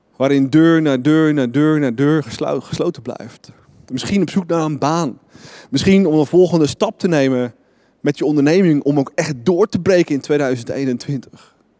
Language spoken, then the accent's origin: Dutch; Netherlands